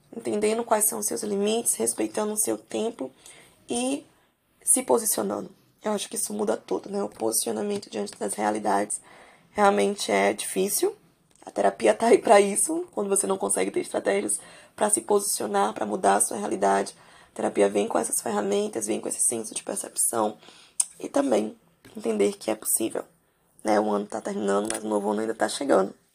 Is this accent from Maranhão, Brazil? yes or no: yes; São Luís, Maranhão, Brazil; eu sou de São Luís do Maranhão, por aqui